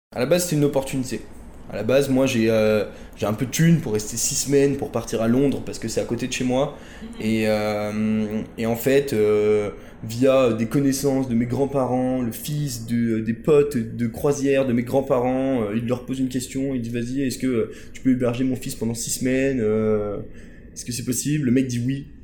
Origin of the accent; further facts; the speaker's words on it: Chambéry, Auvergne-Rhône-Alpes, France; moved away as an adult; also born or lived in Paris; je vais retourner dans ma ville natale à Chambéry, dans, dans, les Alpes, en Savoie